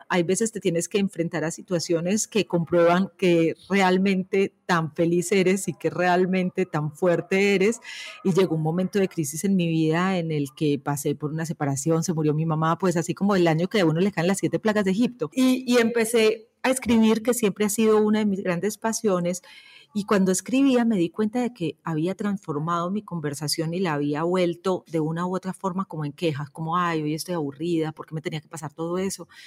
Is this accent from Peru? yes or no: yes; Peru; born there; yo soy una hija de América Latina y me gusta pensarlo así porque mi papá es argentino o era argentino, mi mamá colombiana y yo, por las cosas de la vida y del trabajo, nací en el Perú.